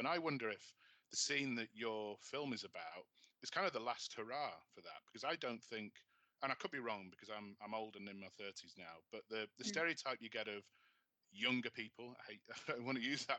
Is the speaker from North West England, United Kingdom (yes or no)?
yes; Manchester, North West England, United Kingdom; where I grew up in Manchester